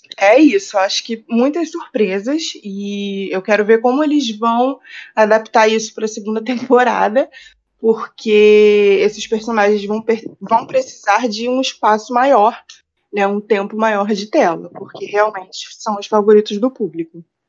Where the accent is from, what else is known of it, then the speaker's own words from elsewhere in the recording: Rio de Janeiro, Brazil; eu sou do Rio de Janeiro